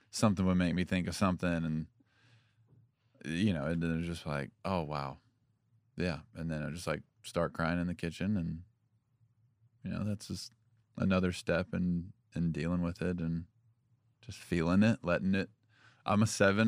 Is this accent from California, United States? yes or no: no; Franklin, Tennessee, United States; also born or lived in Union City, Tennessee; And then we moved here. We moved to Franklin in fifth grade.